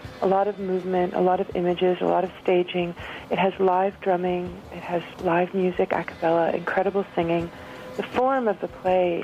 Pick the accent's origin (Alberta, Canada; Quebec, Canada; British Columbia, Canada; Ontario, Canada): Quebec, Canada; Montreal; growing up in Montreal with a Belgian mom and a French-Canadian